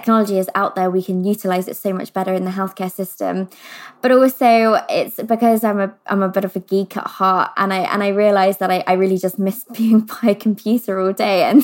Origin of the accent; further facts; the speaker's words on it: London, United Kingdom; I grew up in London